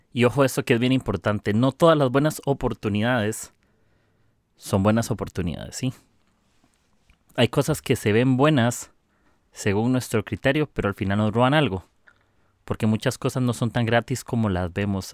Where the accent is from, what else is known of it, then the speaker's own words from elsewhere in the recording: Costa Rica; soy de Costa Rica